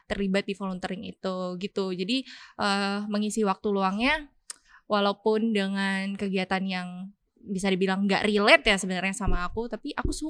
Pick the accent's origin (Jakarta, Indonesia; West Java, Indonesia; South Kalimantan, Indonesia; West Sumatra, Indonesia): South Kalimantan, Indonesia; Banjarmasin; moved away; aku orang Banjarmasin